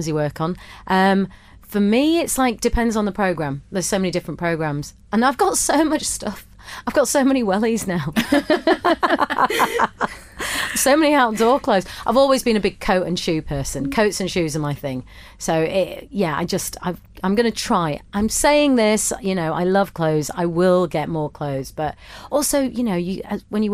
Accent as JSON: {"language": "English", "town": "Bradford", "region": "Yorkshire and the Humber", "country": "United Kingdom", "tie": "born or raised there", "moved": "as an adult", "lives_now": "London, United Kingdom", "said": "I moved to London to work because growing up in Bradford and wanting to work in telly"}